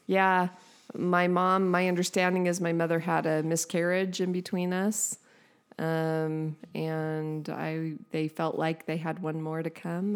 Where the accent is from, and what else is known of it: San Diego, California, United States; born or raised there